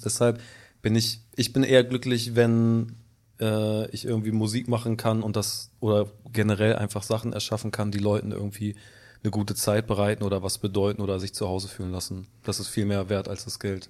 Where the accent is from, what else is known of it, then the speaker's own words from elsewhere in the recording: Hamburg, Germany; also born or lived in United Kingdom; vom Dorf auch noch. Ich komme so aus dem Süden von Hamburg, also unter Harburg, zwei Stationen unter Harburg